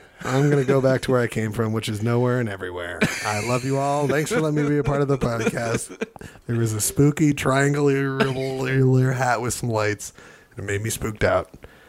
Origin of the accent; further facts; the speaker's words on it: Pittsburgh, Pennsylvania, United States; I grew up in Pittsburgh. Okay? All right? Fuck describing where I grew up.